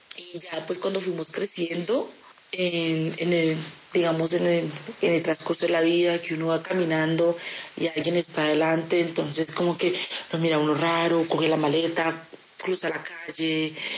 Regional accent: DR Congo; now in Bogotá, Colombia; soy de la República Democrática del Congo. Hace 20 años que soy refugiada en Colombia

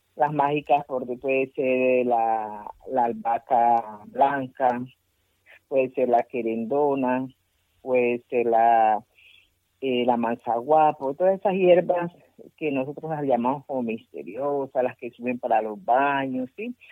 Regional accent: Pacific region, Colombia; Spanish is a second language; es mi comunidad la que está en ese plato, es Colombia la que está en ese plato

